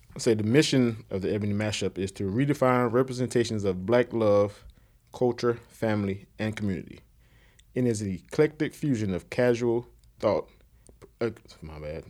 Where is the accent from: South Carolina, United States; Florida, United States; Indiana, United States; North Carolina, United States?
South Carolina, United States; Conway; am from Conway, South Carolina, which is a little city outside of Myrtle Beach